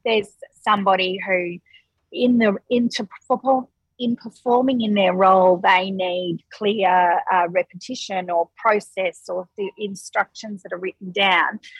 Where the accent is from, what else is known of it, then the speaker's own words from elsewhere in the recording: Perth, Western Australia, Australia; moved away as an adult; also born or lived in Melbourne; I actually was living in Melbourne, um, but I am from Perth originally